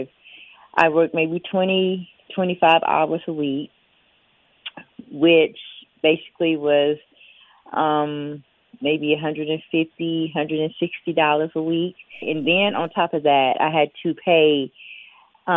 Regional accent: Biloxi, Mississippi, United States; I'm from Biloxi, Mississippi, which is about 2.5-3 hours away

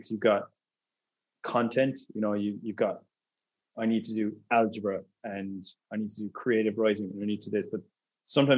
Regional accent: Ireland; moved away; I'm Irish.

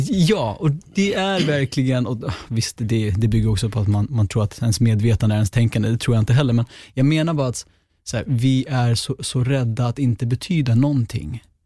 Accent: Sweden; also born or lived in Gottsunda, Uppsala; jag är född i Gottsunda men uppväxt på landet som enda svartskallen

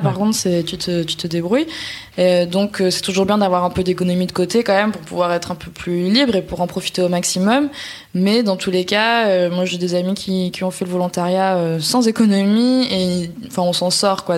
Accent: France; quand on est français

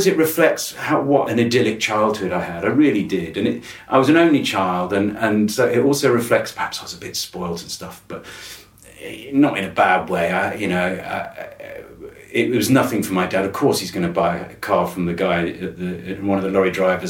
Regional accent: Wiltshire, South West England, United Kingdom; I grew up in Wiltshire

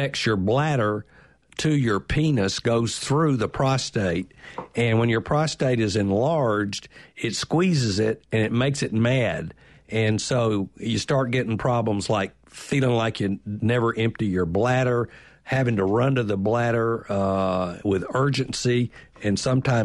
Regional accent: Birmingham, Alabama, United States; I grew up in Birmingham, a lesser place

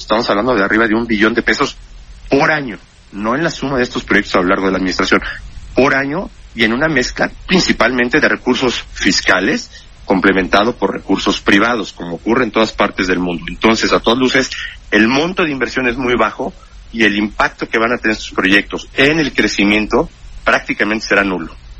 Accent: Mexico; somos los mexicanos

